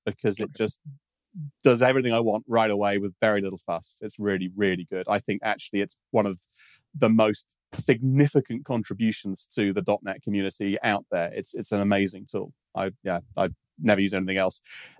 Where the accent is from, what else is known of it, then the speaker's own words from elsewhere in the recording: United Kingdom; Being British, I call that Z3, yeah.